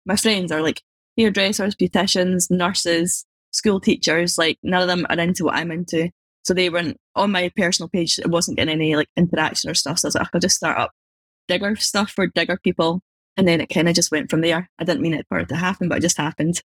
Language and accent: English; Scotland, United Kingdom; I'm just from Scotland, it's pretty small.